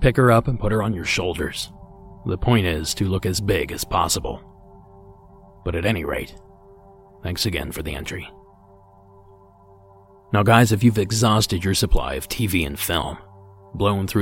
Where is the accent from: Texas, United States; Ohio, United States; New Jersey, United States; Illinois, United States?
Ohio, United States; from Ohio